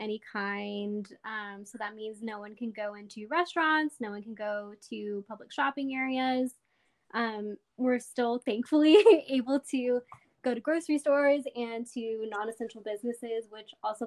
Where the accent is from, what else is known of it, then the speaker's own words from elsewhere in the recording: Odessa, Texas, United States; moved away as an adult; now in Dallas, United States; I grew up in Odessa, but right now I live in Dallas, Texas.